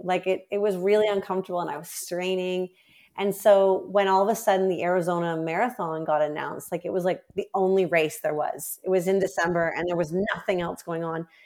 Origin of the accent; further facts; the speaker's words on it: Canada; as a Canadian record holder